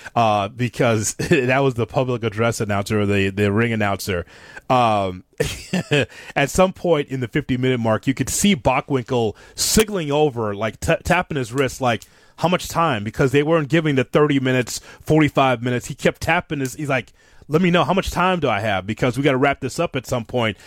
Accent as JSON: {"language": "English", "town": "Chicago", "region": "Illinois", "country": "United States", "said": "I'm from Chicago and I'm, so I'm from AWA country"}